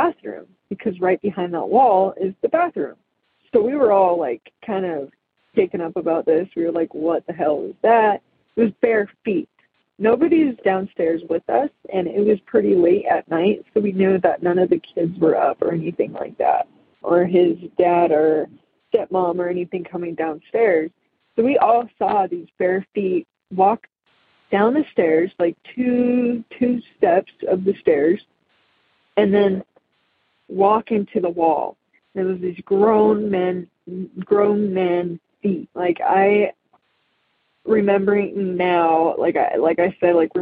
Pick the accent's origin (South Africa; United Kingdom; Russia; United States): United States; Magna, Utah; also born or lived in Salt Lake City, Utah; from Salt Lake, Utah. I grew up in Magna